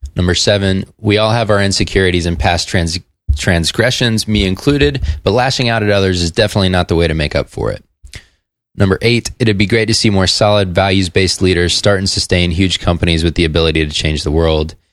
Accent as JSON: {"language": "English", "town": "Atlanta", "region": "Georgia", "country": "United States", "tie": "born or raised there", "said": "Coke's in my hometown"}